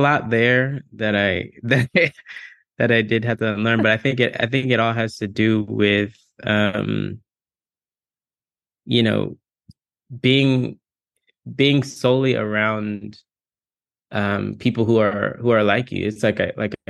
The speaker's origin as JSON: {"language": "English", "region": "Texas", "country": "United States", "tie": "born or raised there", "also_born_or_lived": "Virginia", "moved": "as an adult", "lives_now": "California, United States", "said": "I grew up in Texas in the South, Black kid in the South"}